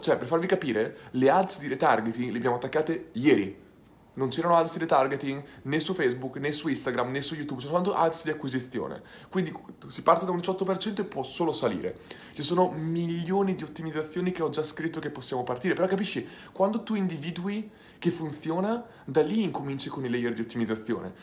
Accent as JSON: {"language": "Italian", "town": "Ferrara", "region": "Emilia-Romagna", "country": "Italy", "said": "sono di Ferrara, quindi starò principalmente a Ferrara"}